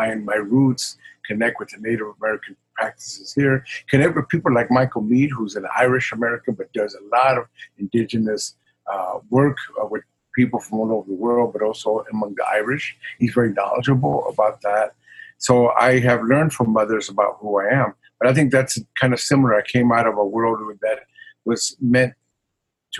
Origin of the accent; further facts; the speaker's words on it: Ciudad Juarez, Chihuahua, Mexico; moved away; also born or lived in El Paso, Texas; I was born in El Paso, Texas, but my family lived across the border, Ciudad Juarez. I never lived in El Paso.